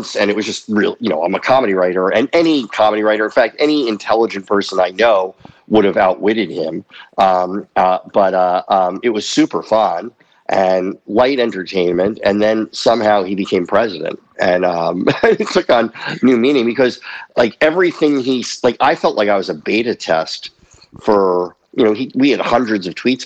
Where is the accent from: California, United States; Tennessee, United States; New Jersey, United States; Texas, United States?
New Jersey, United States; I grew up in New Jersey outside of Manhattan